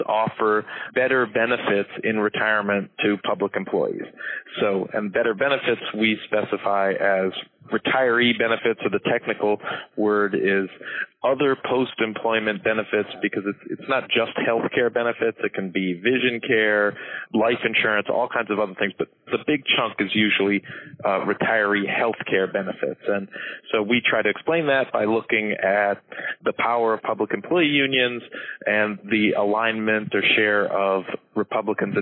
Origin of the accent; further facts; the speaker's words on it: New York, United States; my home state of New York